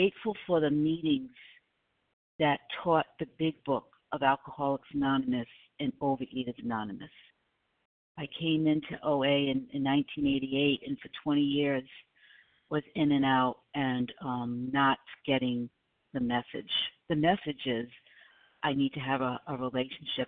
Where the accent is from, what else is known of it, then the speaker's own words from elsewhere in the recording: Rhode Island, United States; now in South Carolina, United States; I'm from Rhode Island originally. I live in South Carolina, but originally from Rhode Island